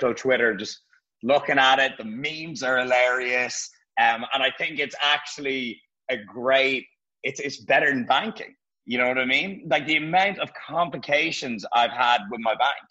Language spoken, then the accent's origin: English; Dublin, Leinster, Ireland; moved away as an adult; also born or lived in London; now in Marbella, Spain; I had to go back to Dublin to put some stuff in storage and, you know, see my family